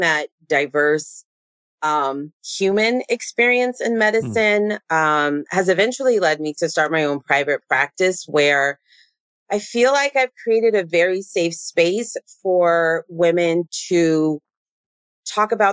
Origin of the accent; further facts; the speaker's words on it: San Diego, California, United States; I grew up in San Diego